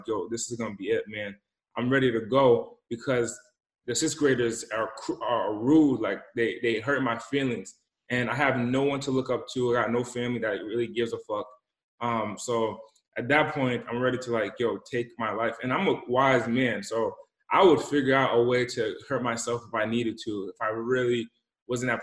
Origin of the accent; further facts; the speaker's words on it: Rhode Island, United States; also born or lived in Boston; I come from the East Coast, the smallest state in the country, Rhode Island. And I was raised in the smallest city in the smallest country.